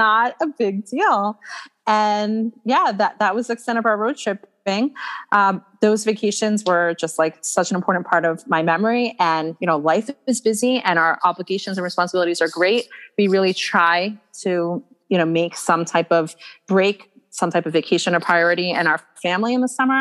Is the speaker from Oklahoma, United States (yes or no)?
no; Atlanta, Georgia, United States; I grew up in Atlanta, Georgia